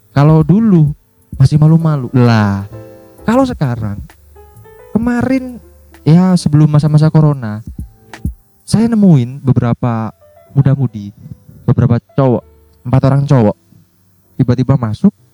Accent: Surabaya, East Java, Indonesia; kalau ini kan saya berasal dari, Sur dari Surabaya.

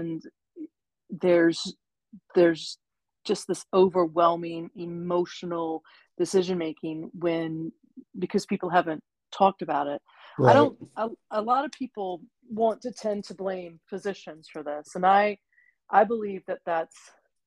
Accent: Virginia, United States; moved away as an adult; also born or lived in New York City; now in Wilmington, United States; born and raised in Virginia

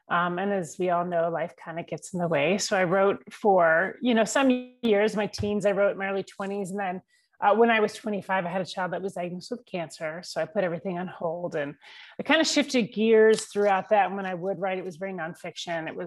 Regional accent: New York, United States; I live in the mountains of North Georgia. I'm originally from New York, but grew up all over the country.

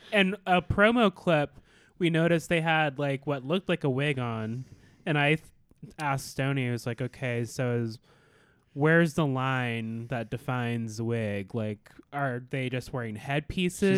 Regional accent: Alaska, United States; I was born and raised in Alaska

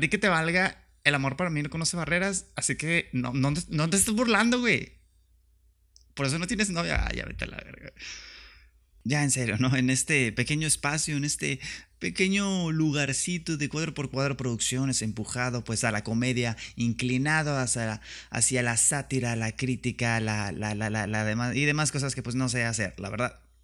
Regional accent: Tijuana, Baja California, Mexico; now in Mexicali, Mexico; vivo en Mexicali y soy de Tijuana y me chingan porque soy de Tijuana

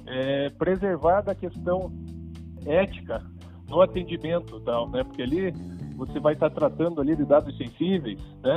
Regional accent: Brazil; como bons brasileiros né, que somos

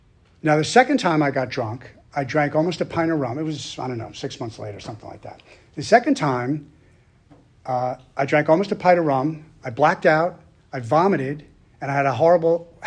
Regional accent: Long Island, New York, United States; moved away; I'm originally from Long Island, New York

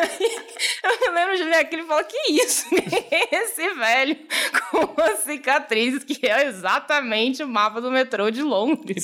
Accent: Florianópolis, Santa Catarina, Brazil; now in São Paulo, Brazil; eu cresci em Florianópolis

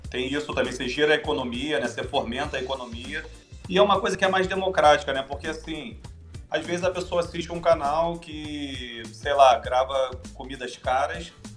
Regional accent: Rio de Janeiro, Brazil; Eu sou do Rio.

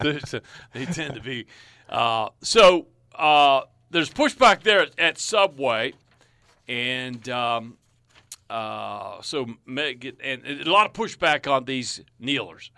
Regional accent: United States; I'm an American.

